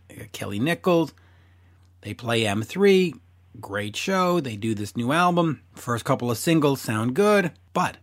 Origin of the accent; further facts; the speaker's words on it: Montreal, Quebec, Canada; as we say in Montreal